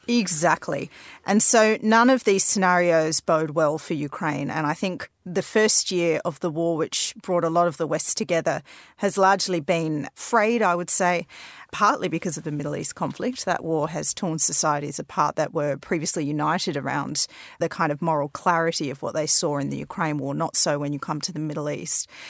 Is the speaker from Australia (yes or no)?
yes; Australia; now in London, United Kingdom; growing up in Australia